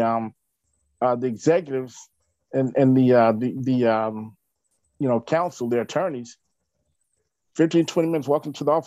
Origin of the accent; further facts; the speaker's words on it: Little Rock, Arkansas, United States; I'm from Little Rock, Arkansas